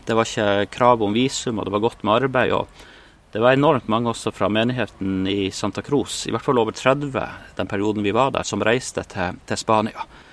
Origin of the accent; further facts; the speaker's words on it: Målselv, Troms, Norway; moved away as an adult; also born or lived in Bolivia / Spain; jeg har vokst opp i Troms, eh, oppe i Målselv